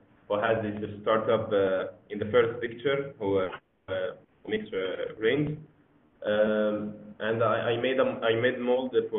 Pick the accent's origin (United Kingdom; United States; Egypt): Egypt; I'm from Egypt. I'm at Fab Lab Egypt. I study mechanical design and production at Cairo University.